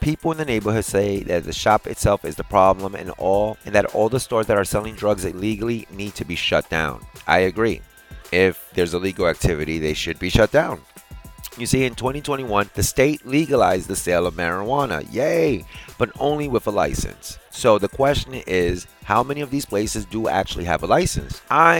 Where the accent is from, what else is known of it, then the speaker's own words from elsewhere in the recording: United States; I'm an American.